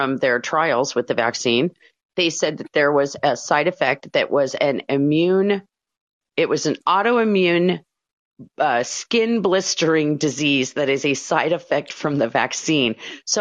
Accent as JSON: {"language": "English", "region": "Oregon", "country": "United States", "tie": "born or raised there", "said": "I grew up in Oregon."}